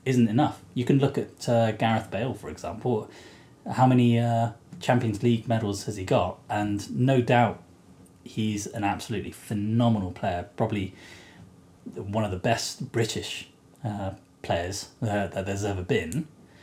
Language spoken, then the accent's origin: English; Japan; moved away; When I was growing up in Japan